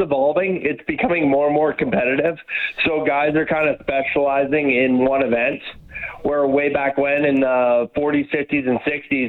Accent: Northern Ontario, Canada; moved away as an adult; also born or lived in Texas; now in Didsbury, Canada; I grew up in Northern Ontario.

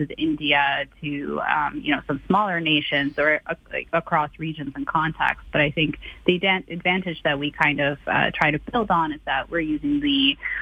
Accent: Canada; now in United States; I'm actually Canadian

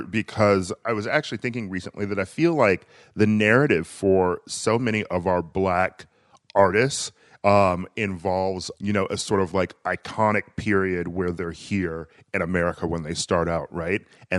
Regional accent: Milwaukee, Wisconsin, United States; like I'm from the Midwest, obviously, and from Milwaukee.

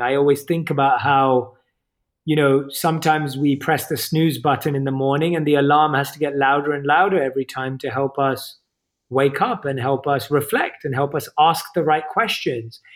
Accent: United Kingdom; accent: British; my British accent

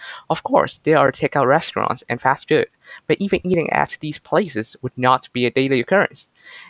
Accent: Hong Kong; I'm from Hong Kong

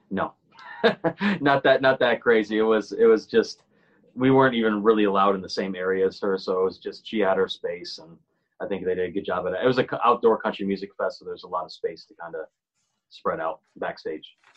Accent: Grand Rapids, Michigan, United States; moved away as an adult; also born or lived in Nashville; now in Los Angeles, United States; I grew up in Grand Rapids, Michigan.

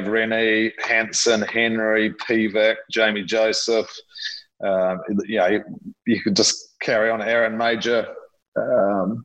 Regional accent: New Zealand; we were brought up travelling

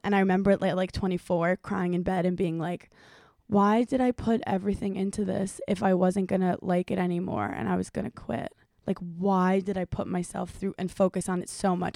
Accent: New York City, New York, United States; I grew up in New York City

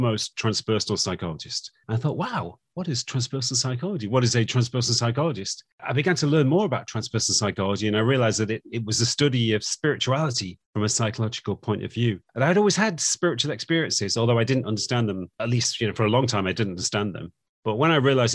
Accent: Manchester, North West England, United Kingdom; moved away; I was born in Manchester in the UK, and that's where I lived away for quite a long time. But I came back to Manchester

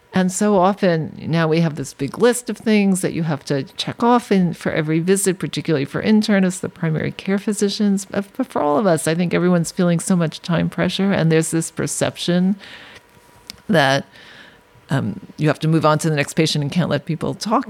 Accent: New York City, New York, United States; I grew up in Brooklyn way before it was hip

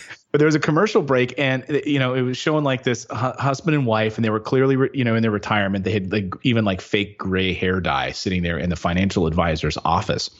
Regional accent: Philadelphia, Pennsylvania, United States; moved away as an adult; move to Philadelphia, back home, my hometown

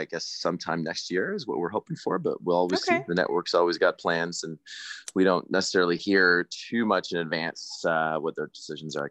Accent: Canada; I'm from Canada

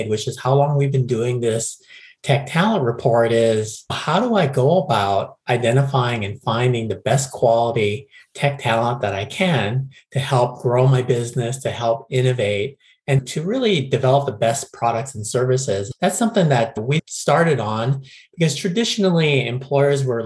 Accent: Honolulu, Hawaii, United States; moved away as an adult; now in San Francisco, United States; I was born and raised in Honolulu, Hawaii, and moved to San Francisco in 2000

